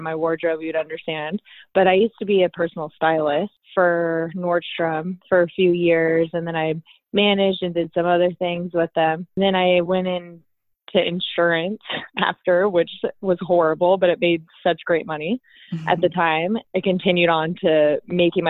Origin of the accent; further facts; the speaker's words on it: Costa Mesa, California, United States; also born or lived in Irvine, California; I live here in Orange County in Irvine, born and raised in Costa Mesa